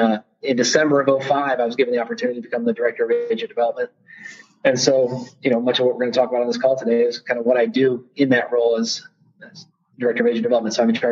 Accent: Columbus, Ohio, United States; also born or lived in Billings, Montana / Ithaca, New York / Gainesville, Florida / Brooksville, Florida; So we moved here in 1971. So I really would say that I grew up in Columbus, Ohio.

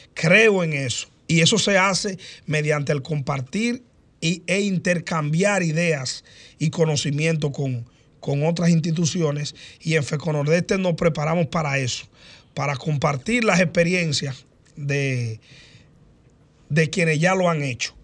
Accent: Maimón, Monseñor Nouel, Dominican Republic; La gente sabe que yo soy de Maimón

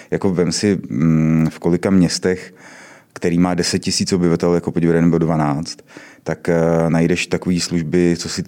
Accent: Mělník, Central Bohemian Region, Czechia; also born or lived in Poděbrady; Já nejsem z poděbrat, já jsem z Mělníka.

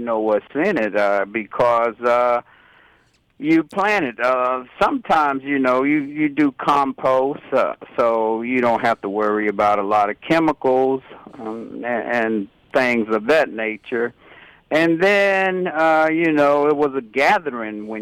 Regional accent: Jacksonville, North Carolina, United States; now in Raleigh, United States; I'm from Jacksonville, North Carolina.

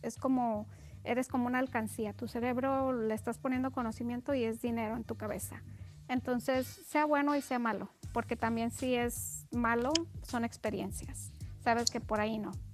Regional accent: Mexico; somos mexicanos

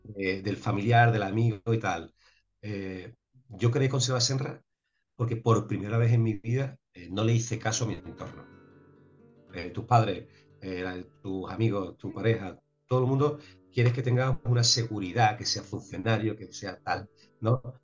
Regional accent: Sanlúcar de Barrameda, Andalusia, Spain; moved away as an adult; also born or lived in Seville / Madrid / Chicago / New York; puedo decir que como en San Lucas de Barrameda, al menos para mí y para muchísima gente, no se vive en ningún sitio

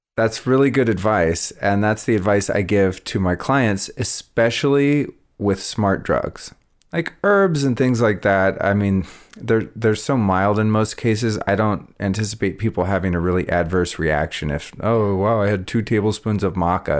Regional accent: Northern California, United States; also born or lived in Colorado; growing up in Northern California

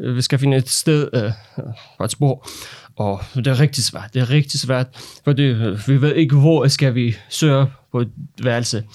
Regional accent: Iran; Danish is a second language; moved away as an adult; also born or lived in Lolland, Denmark; now in Denmark; Jeg er en autoriseret læge fra Iran, og jeg har fem år erfaring med, at arbejde som læge i Iran

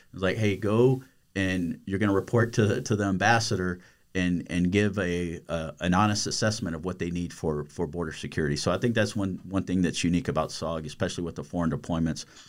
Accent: United States; moved away; I grew up on the Texas, Louisiana border

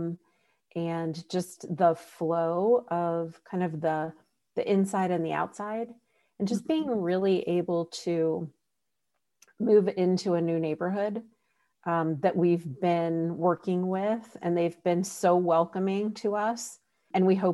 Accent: Columbus, Ohio, United States; I'm actually from Columbus

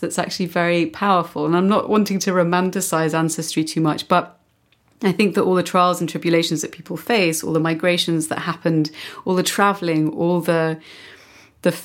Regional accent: London, United Kingdom; now in Barcelona, Spain; my home country, which is the UK, especially in London, North London, where I was born

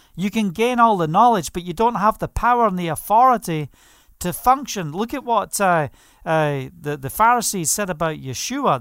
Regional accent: Scotland, United Kingdom; I was brought up in Scotland

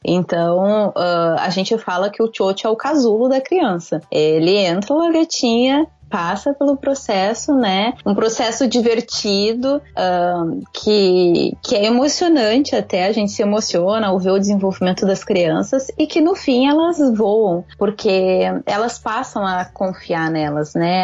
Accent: Porto Alegre, Rio Grande do Sul, Brazil; moved away as an adult; now in Japan; eu sou gaúcha de Porto Alegre

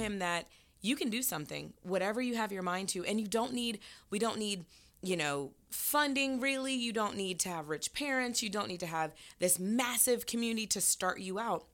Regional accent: Florida, United States; now in Atlanta, United States; I'm from Florida

